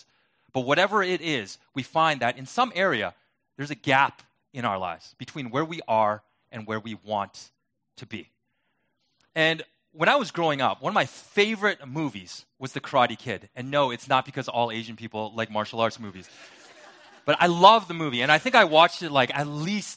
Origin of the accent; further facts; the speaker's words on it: Vancouver, British Columbia, Canada; now in Detroit, United States; I'm not from Detroit. I'm originally from Vancouver, and not the fake Vancouver in Washington State, but the real one in Canada.